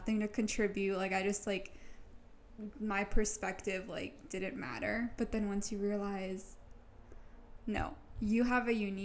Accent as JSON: {"language": "English", "area": "North Shore", "region": "Massachusetts", "country": "United States", "said": "I am from the North Shore"}